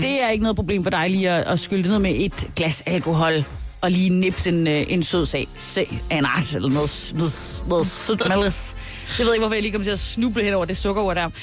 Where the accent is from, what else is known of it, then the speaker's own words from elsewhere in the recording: Southern Jutland, Southern Denmark, Denmark; som sønderjyde, så ved jeg